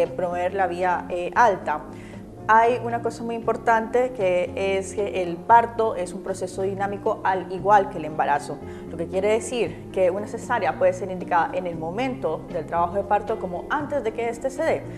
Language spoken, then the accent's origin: Spanish; Colombia; now in Chile; Yo provengo de Colombia